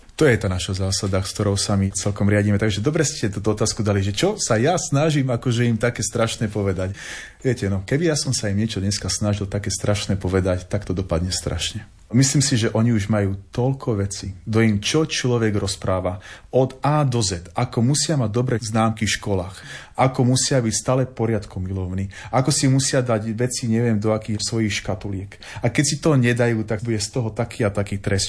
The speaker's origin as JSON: {"language": "Slovak", "town": "Trnava", "region": "Trnava Region", "country": "Slovakia", "also_born_or_lived": "Rožňava", "moved": "as an adult", "lives_now": "Partizánske, Slovakia", "said": "pochádzam z Trnavy"}